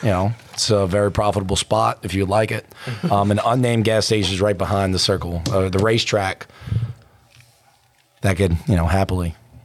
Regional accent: Lafitte, Louisiana, United States; now in Gretna, United States; I grew up in Lafitte, right? Further down, you know, close to the water. But, you know, they just, when I moved to Gretna, whenever I married my wife and I moved to Old Gretna, there was... I live on Stump.

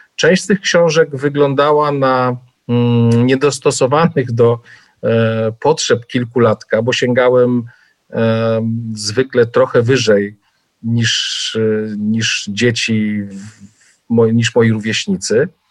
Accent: Pułtusk, Masovian Voivodeship, Poland; ja się urodziłem w niewielkim miasteczku 100 kilometrów od Warszawy, i e, w Półtusku

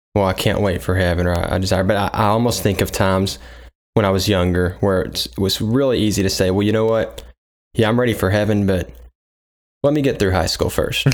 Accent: United States; as an American

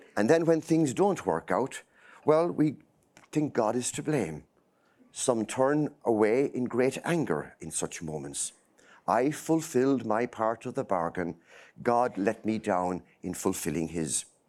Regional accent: center of Ireland, Midlands, Ireland; moved away as an adult; now in Boston, United States; I grew up in a small, small village, uh, in the middle of nowhere, okay? Uh, it's right in the center of Ireland

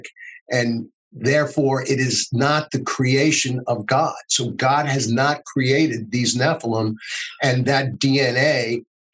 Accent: United States; as an American

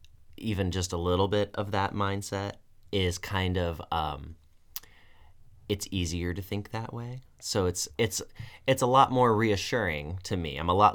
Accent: Tucson, Arizona, United States; I'm from Tucson, and I remember growing up, I lived in Tucson for 20-some-odd years, twice.

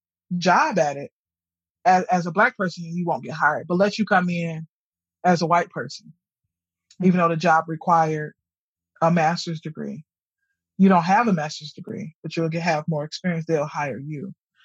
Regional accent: Detroit, Michigan, United States; moved away; I'm from Detroit. When I'm going back to Detroit, predominantly, I see relatives

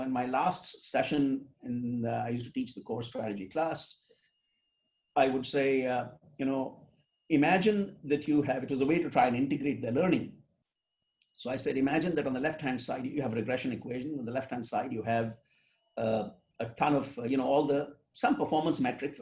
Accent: India; now in United States; I grew up in India and then I come to the United States

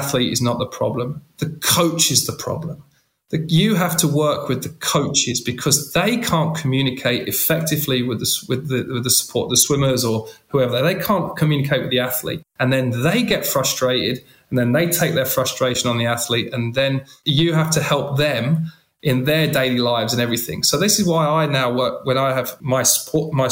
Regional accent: London, United Kingdom; moved away; also born or lived in France; I'm a guy from East London

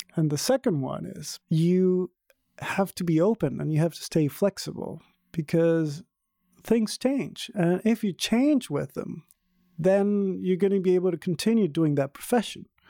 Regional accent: Venezuela; now in Berlin, Germany; I'm from Venezuela originally.

